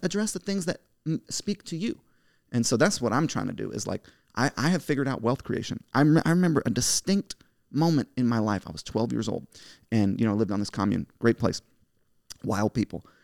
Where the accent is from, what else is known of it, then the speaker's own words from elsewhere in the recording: United States; I'm the American dream. My parents came here as immigrants.